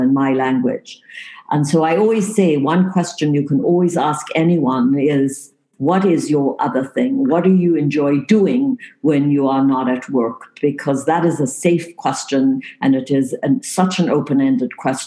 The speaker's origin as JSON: {"language": "English", "town": "Cape Town", "region": "Western Cape", "country": "South Africa", "tie": "born or raised there", "also_born_or_lived": "England", "moved": "as an adult", "lives_now": "Canada", "said": "I was actually born in the tip of Africa. So you see there, Cape Town, South Africa."}